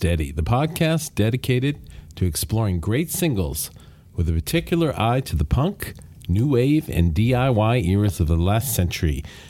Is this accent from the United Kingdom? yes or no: yes; Glasgow, Scotland, United Kingdom; from my hometown of Glasgow, Scotland.